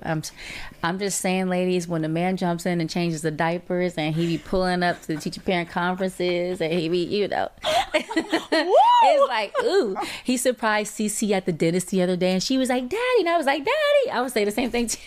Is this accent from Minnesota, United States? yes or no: no; Atlanta, Georgia, United States; I'm from Atlanta